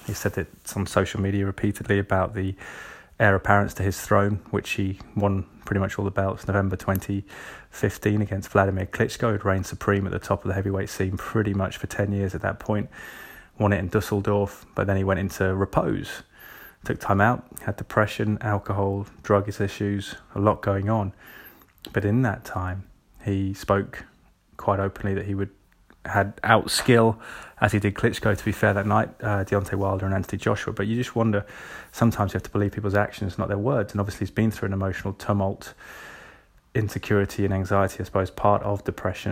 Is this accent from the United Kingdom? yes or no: yes; England, United Kingdom; as an Englishman